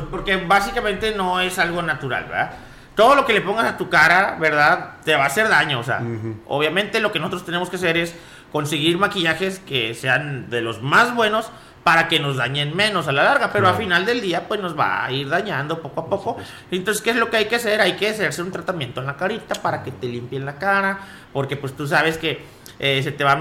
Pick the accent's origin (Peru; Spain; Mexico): Mexico; Ciudad Valles, San Luis Potosí; Mi respeto, yo soy de aquí de Valles, ¿eh? Pero mis respetos, ¿eh? Aquí en Ciudad Valles hace un calor que.